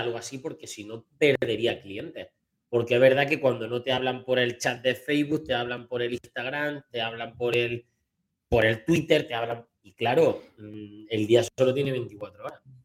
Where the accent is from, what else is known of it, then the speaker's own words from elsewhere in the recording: Sierra de Segura, Andalusia, Spain; aquí en mi pueblo